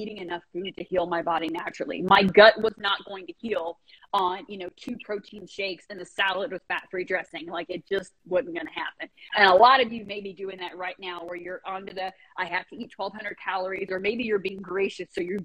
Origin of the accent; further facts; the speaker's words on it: United States; also born or lived in Japan; Love being an American